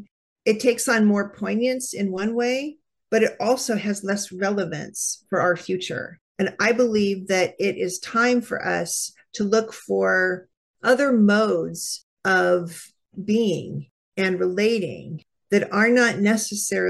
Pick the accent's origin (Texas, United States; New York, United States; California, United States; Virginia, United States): California, United States; now in Iowa, United States; my home state of California